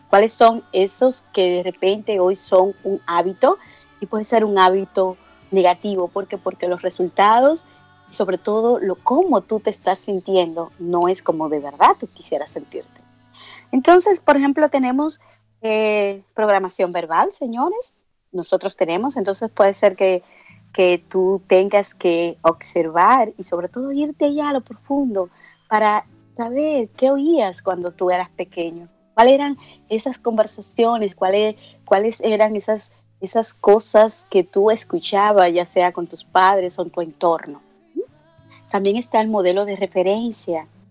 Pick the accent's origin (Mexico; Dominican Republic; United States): Dominican Republic; moved away; yo soy dominicana